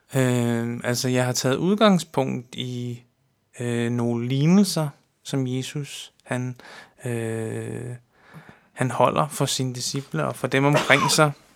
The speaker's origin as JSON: {"language": "Danish", "area": "Amager", "region": "Capital Region of Denmark", "country": "Denmark", "tie": "born or raised there", "said": "Jeg er opvokset, øh, her på Amager"}